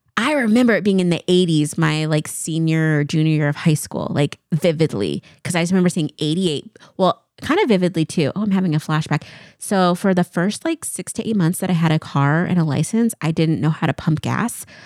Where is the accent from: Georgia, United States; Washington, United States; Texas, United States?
Washington, United States; Eastern; I grew up in Eastern Washington, so living here